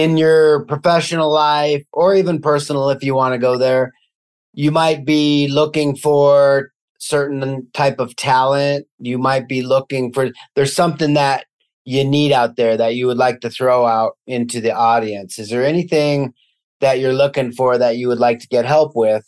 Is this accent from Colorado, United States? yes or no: yes; Denver, Colorado, United States; I'm from Denver